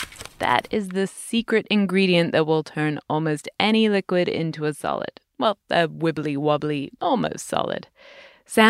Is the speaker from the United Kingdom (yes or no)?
yes; United Kingdom; In my home country, the United Kingdom